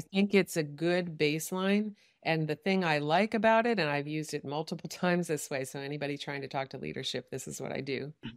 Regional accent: United States; I'm an American who only speaks English

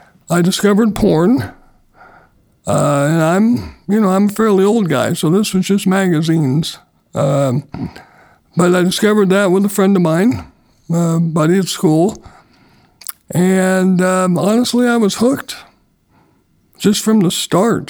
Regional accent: Northern California, United States; I was born in Northern California. I was adopted as a baby and grew up in the Church of Jesus Christ of Latter-day Saints.

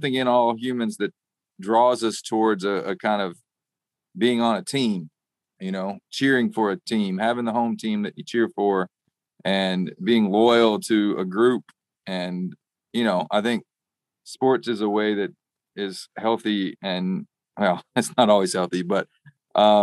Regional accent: Arkansas, United States; now in Nashville, United States; I grew up in Arkansas

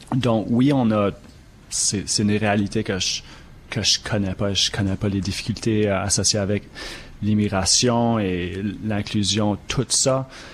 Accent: New Brunswick, Canada; moved away; la communauté acadienne au Nouveau-Brunswick

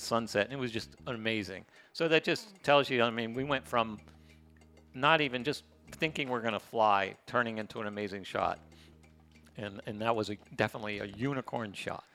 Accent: United States; now in Playa del Carmen, Mexico; I just hate saying I'm American

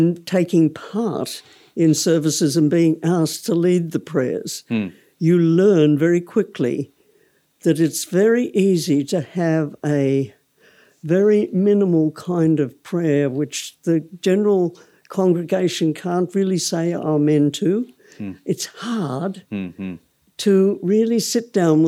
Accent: Melbourne, Victoria, Australia; I grew up in Melbourne

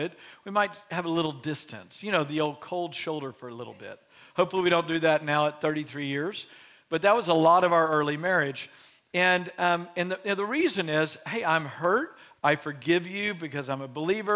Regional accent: Beaumont, Texas, United States; now in Waco, United States; my hometown of Beaumont, Texas

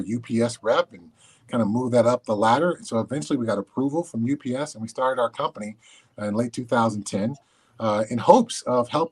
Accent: Southern California, United States; I grew up in Southern California, so I caught snakes and frogs and lizards in my backyard

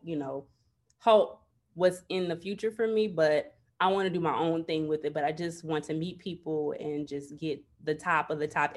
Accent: Chicago, Illinois, United States; I'm from Chicago, born and raised.

